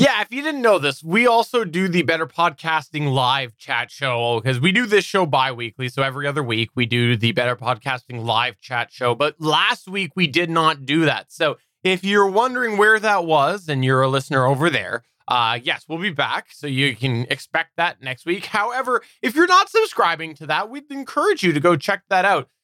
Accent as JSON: {"language": "English", "country": "Canada", "said": "I'm Canadian"}